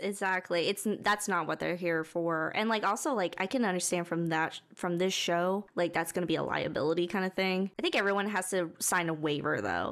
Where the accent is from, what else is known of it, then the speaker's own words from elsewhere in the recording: Texas, United States; Growing up in Texas, driving forty minutes to get somewhere is pretty, like, that's pretty normal.